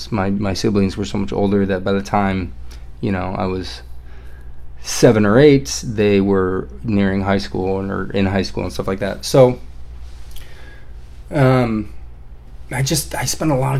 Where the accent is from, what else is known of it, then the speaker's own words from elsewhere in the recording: Everett, Washington, United States; I was born in Everett, Washington